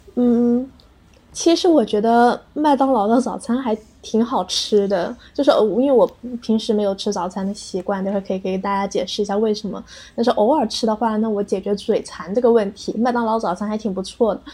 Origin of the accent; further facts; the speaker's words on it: Guangdong, China; 因为我是广东人嘛，我很喜欢嗯。就是跟家人一起去吃早茶